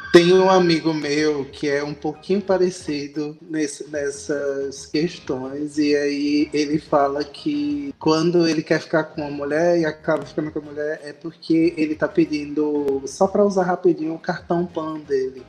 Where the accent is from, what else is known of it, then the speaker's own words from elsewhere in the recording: Pernambuco, Brazil; now in Fortaleza, Brazil; eu sou pernambucano